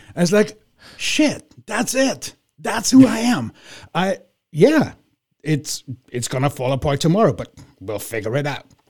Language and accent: English; Vienna, Austria; now in United States; I'm from Vienna